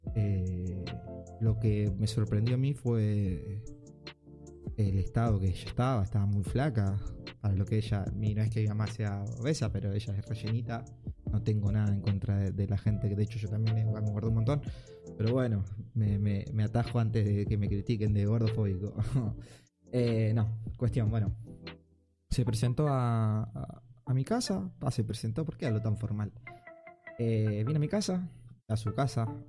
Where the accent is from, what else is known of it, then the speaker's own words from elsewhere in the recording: Argentina; mi país